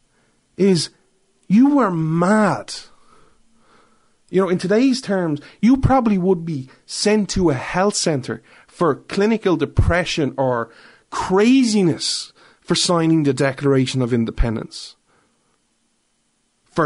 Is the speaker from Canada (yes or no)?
no; Ireland; I'm an Irishman